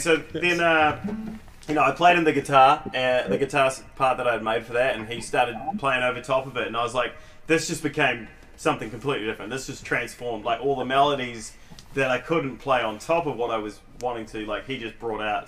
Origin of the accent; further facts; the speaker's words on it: Christchurch, Canterbury, New Zealand; I'm from Christchurch, New Zealand